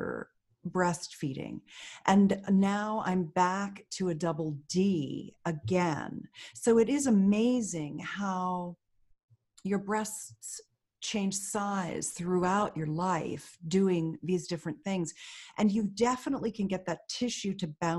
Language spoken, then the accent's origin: English; Pennsylvania, United States; I grew up in Pennsylvania